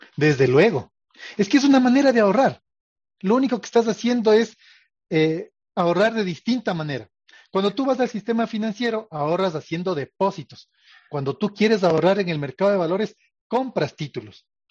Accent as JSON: {"language": "Spanish", "country": "Ecuador", "said": "como ecuatorianos"}